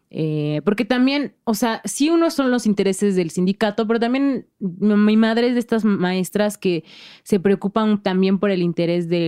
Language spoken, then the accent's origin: Spanish; Oaxaca, Mexico; para mí crecer allá creo que es, fue lo mejor porque mis bases eh, de la vida son mucho, muy oaxaqueñas.